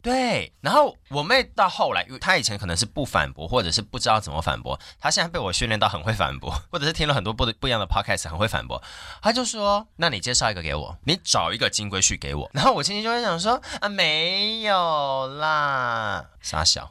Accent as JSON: {"language": "Chinese", "area": "Longtan", "region": "Taoyuan", "country": "Taiwan", "tie": "born or raised there", "said": "我从小在龙潭"}